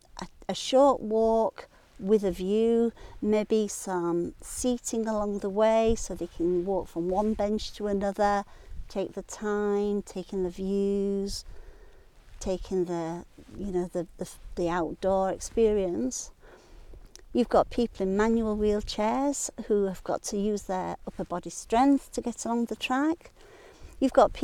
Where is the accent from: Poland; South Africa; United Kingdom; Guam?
United Kingdom; Sheffield, Yorkshire and the Humber; moved away as an adult; also born or lived in Bradford / Louth, Lincolnshire; now in Lake District, United Kingdom; I'm a Yorkshire lass. I was born in Sheffield, born and bred in Sheffield.